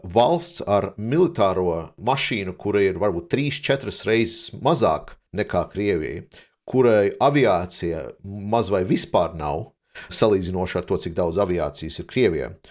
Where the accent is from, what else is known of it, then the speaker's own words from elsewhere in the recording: Riga, Latvia; moved away as an adult; now in Denmark; Izaugu Rīgā un sanāca tā, ka aizbraucu studēt uz Dāniju